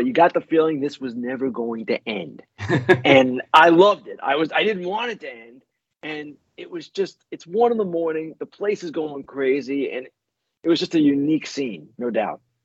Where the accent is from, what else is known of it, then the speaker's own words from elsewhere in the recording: Oyster Bay, New York, United States; I grew up on Long Island, North Shore, Long Island, Oyster Bay High School